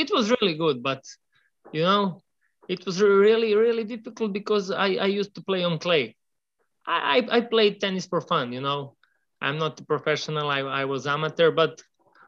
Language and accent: English; Serbia; also born or lived in Milwaukee; I come from Serbia. Serbia is a little country in Southeast Europe.